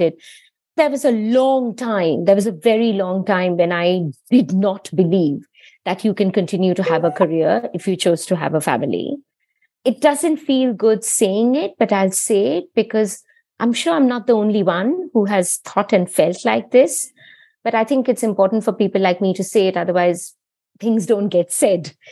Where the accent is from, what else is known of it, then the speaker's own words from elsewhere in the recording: India; moved away as an adult; now in United Kingdom; I was born and brought up in India. I grew up there.